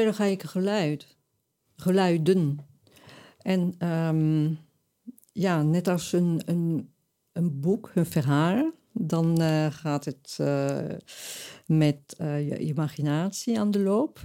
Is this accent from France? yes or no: yes; Toulouse, Occitania, France; now in Amsterdam, Netherlands; ik ben geboren in Frankrijk, Zuidwest-Frankrijk, Toulouse